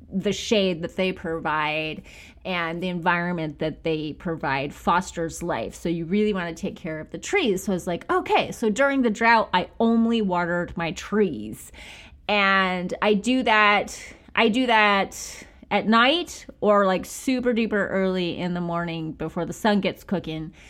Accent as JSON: {"language": "English", "town": "Bakersfield", "region": "California", "country": "United States", "said": "I'm from Bakersfield, where it feels like a million degrees"}